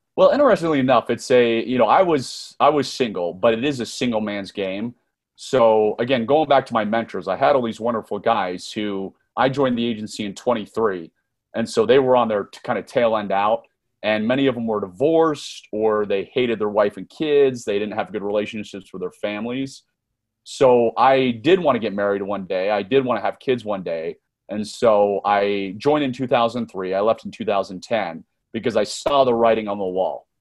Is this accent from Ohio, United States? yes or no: no; Northern Virginia, United States; I was born and raised in Northern Virginia, just a few miles outside of Washington, D C